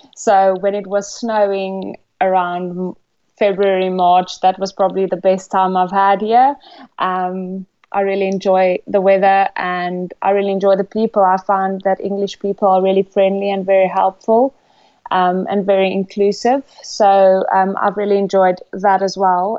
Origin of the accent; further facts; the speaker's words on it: South Africa; moved away as an adult; now in England; I'm from South Africa. Back home, I'm an accountant